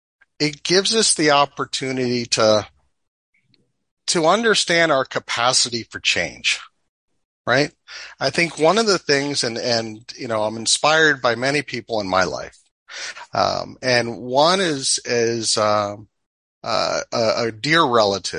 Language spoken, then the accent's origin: English; Washington, District of Columbia, United States; moved away as an adult; now in North Idaho, United States; I grew up in the Washington DC area, in the metro area, as a suburbanite.